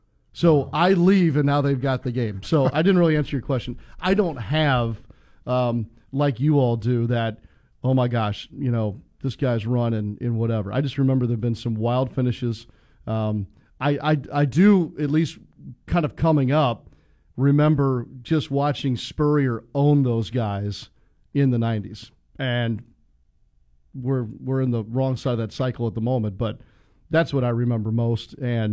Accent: St. Louis, Missouri, United States; moved away; Growing up in St. Louis

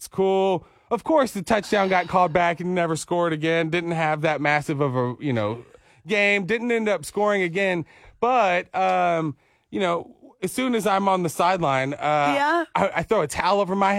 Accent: Dallas, Texas, United States; I grew up in Dallas

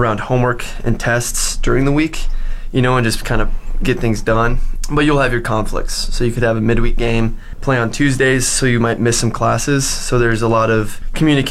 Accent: Lincoln, Nebraska, United States; also born or lived in Fort McMurray, Alberta; I'm from Lincoln, Nebraska, and I'm happy to be up here in Canada

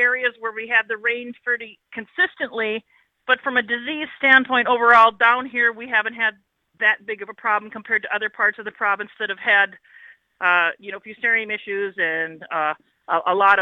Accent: United States; now in Saskatchewan, Canada; as an American

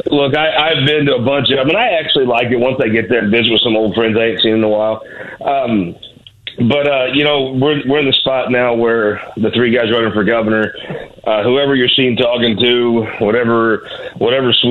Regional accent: Missouri, United States; Look, I grew up in the Bootheel, and if you were gay at the time I was growing up, you had a hard way to go

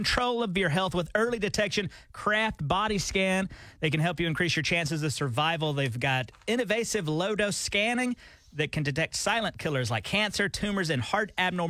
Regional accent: Alabama, United States; now in Tulsa, United States; I was back home in Alabama

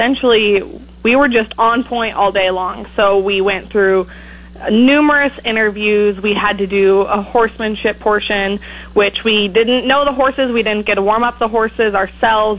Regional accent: Nebraska Sand Hills, United States; I was born and raised in Nebraska

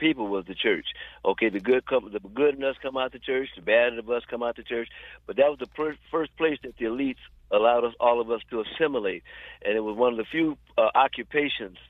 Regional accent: Long Beach, California, United States; I'm still from Long Beach.

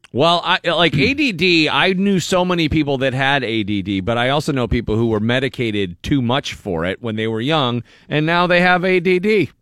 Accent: Erie, Pennsylvania, United States; Erie, I grew up in Erie

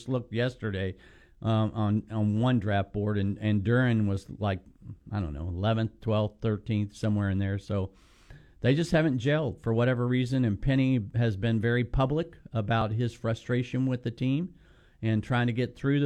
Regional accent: Kentucky, United States; I'm from Kentucky

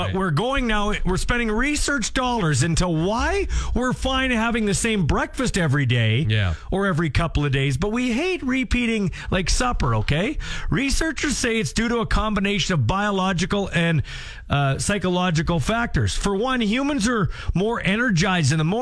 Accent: Regina, Saskatchewan, Canada; I grew up in Glencairn

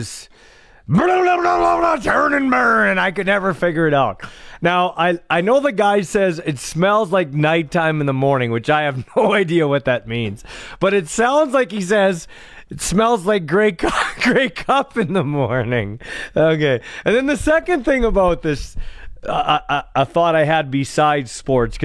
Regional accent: Ottawa, Ontario, Canada; I grew up in Glen Cairn

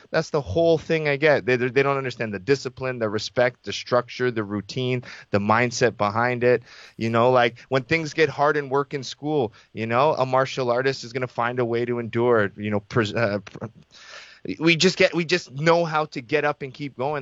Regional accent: Toronto, Ontario, Canada; I was born in Scarborough General Hospital. I went to school, elementary school in Scarborough, high school in Scarborough.

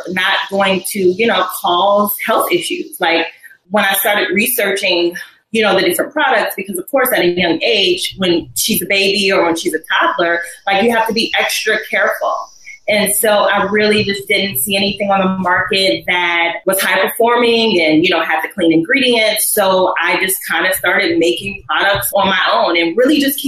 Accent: Cleveland Heights, Ohio, United States; moved away; also born or lived in Atlanta; I was born in Cleveland, Ohio. Cleveland Heights is where I grew up.

